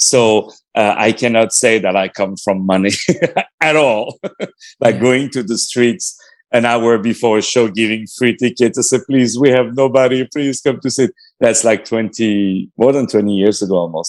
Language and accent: English; Paris, Île-de-France, France; I was born in Paris.